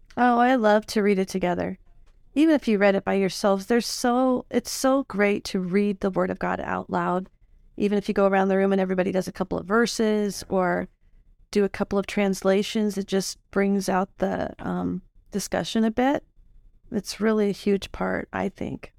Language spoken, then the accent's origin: English; Illinois, United States; moved away; I grew up in Illinois, and we have tornadoes there